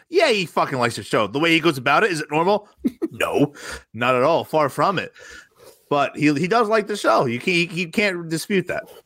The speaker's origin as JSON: {"language": "English", "town": "Rumson", "region": "New Jersey", "country": "United States", "tie": "born or raised there", "said": "I grew up in Rumson, New Jersey, home of …, very wealthy town"}